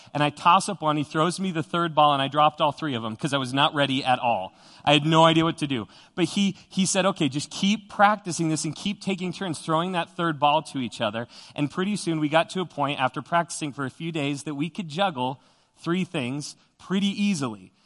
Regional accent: Widefield, Colorado, United States; growing up in Widefield, Colorado, which is down, uh, south of Colorado Springs

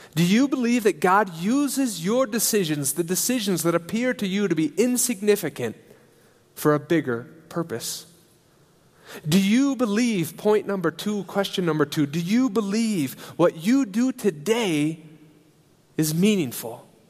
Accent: Alliance, Nebraska, United States; moved away as an adult; also born or lived in England; now in Switzerland; I grew up in Alliance, Nebraska, uh, and in the Berean church there.

